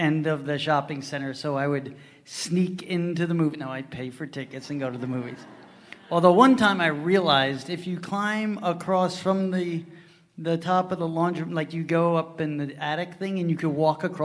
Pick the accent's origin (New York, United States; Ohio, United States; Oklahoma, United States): New York, United States; Huntington; I grew up in the Huntington, town of Huntington area